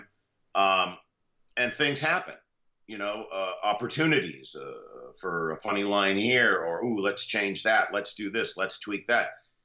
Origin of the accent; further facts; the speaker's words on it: Los Angeles, California, United States; moved away as an adult; also born or lived in Pennsylvania coal region; now in Florida, United States; I grew up in the San Fernando Valley, the northeastern San Fernando Valley in Southern California